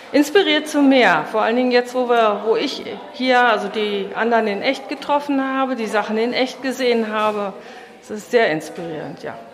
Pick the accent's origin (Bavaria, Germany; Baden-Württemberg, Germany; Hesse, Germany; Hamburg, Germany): Bavaria, Germany; Gröbenzell; Ich komme aus Gröbenzell